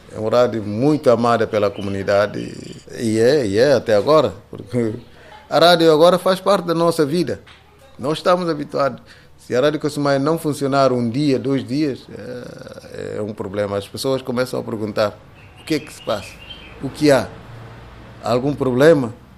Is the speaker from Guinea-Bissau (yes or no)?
yes; São Domingos, Cacheu, Guinea-Bissau; Eu nasci aqui em São Domingos, no dia 30 de outubro de 1957